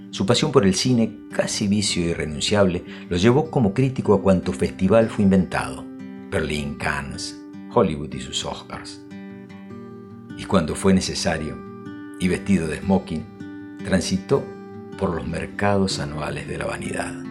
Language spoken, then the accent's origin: Spanish; Argentina; Soy argentino, pero no he nacido en Buenos Aires.